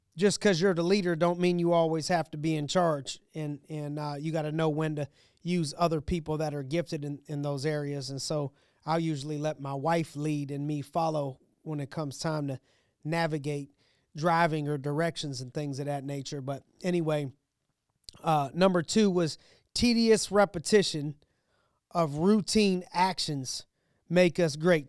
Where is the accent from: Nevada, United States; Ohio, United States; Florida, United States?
Ohio, United States; Youngstown; now in Pittsburgh, United States; I'm from Ohio, from Youngstown, Ohio